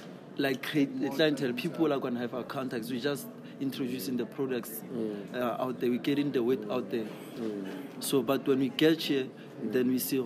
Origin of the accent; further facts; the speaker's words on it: Kagiso, Gauteng, South Africa; Then I'm from Mohali City.